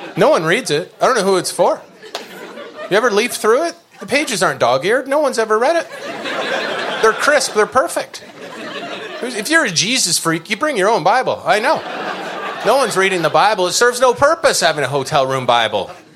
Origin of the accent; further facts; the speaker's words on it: Canada; moved away as an adult; now in United States; I'm a Canadian.